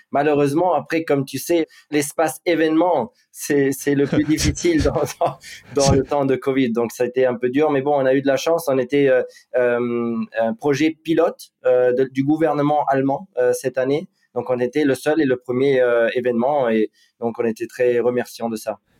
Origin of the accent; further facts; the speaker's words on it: Monaco; also born or lived in Wiesbaden, Germany / Ibiza, Spain; la chance de grandir à Monaco. Euh, où j'ai fait toute ma vie scolaire et tout